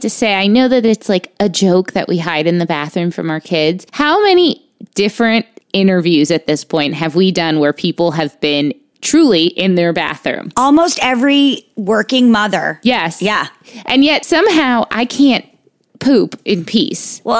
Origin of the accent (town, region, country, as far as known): Weehawken, New Jersey, United States; also born or lived in Union City, New Jersey